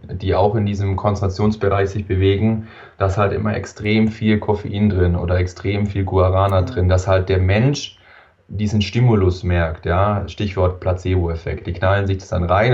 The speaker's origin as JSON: {"language": "German", "town": "Wangen im Allgäu", "region": "Baden-Württemberg", "country": "Germany", "said": "komme aus dem wunderschönen Wangen im Allgäu, ganz unten in, im Süden von Deutschland"}